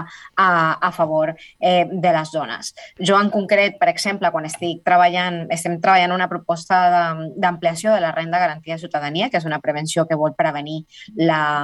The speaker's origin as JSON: {"language": "Catalan", "country": "Colombia", "moved": "yes", "lives_now": "Spain", "said": "soc l'única colombiana, sinó soc de les poques latinoamericanes"}